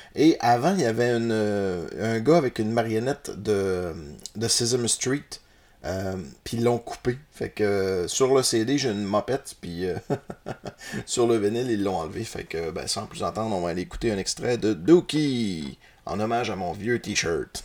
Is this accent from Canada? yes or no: yes; Roberval, Quebec, Canada; je suis un natif de Robertval